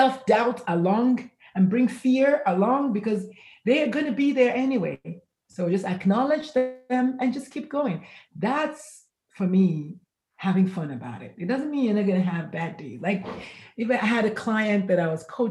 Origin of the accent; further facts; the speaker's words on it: Nigeria; now in San Antonio, United States; I am Nigerian by birth, but currently I reside in San Antonio, Texas